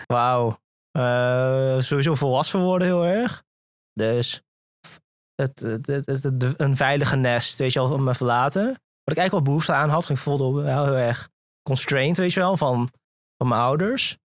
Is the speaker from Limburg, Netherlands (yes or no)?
yes; Venlo, Limburg, Netherlands; also born or lived in Singapore; opgegroeid in eh, het eh, pittoreske Venlo